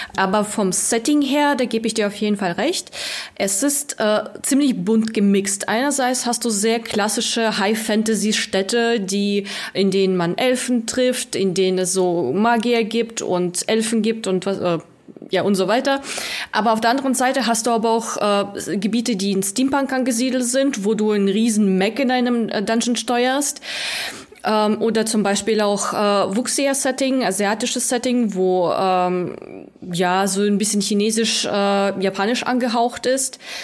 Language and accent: German; Russia; moved away; ich komme ursprünglich aus Russland, ich spreche noch fließend